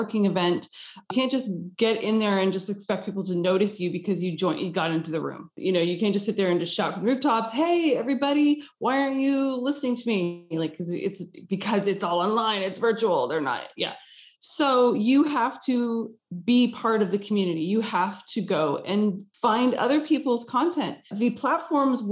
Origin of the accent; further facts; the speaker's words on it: Texas, United States; now in Los Angeles, United States; I grew up in Texas and I live in Los Angeles.